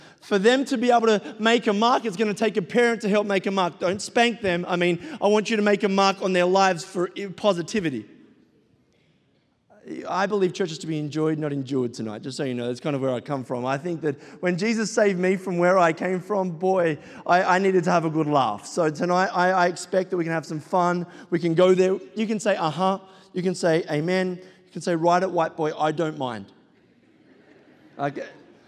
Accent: Sydney, New South Wales, Australia; I am from Sydney, Australia

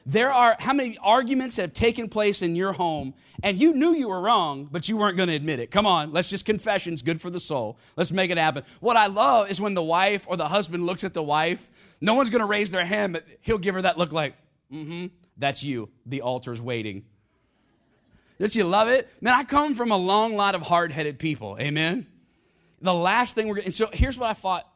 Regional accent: South Carolina, United States; I grew up in South Carolina with a gun in my hand and a hymn book in the other hand

